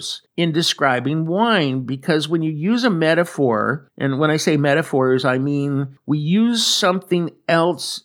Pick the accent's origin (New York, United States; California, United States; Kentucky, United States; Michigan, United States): California, United States; moved away as an adult; now in Atri, Italy; I am a Californian, but I came here a year ago after living my entire life in California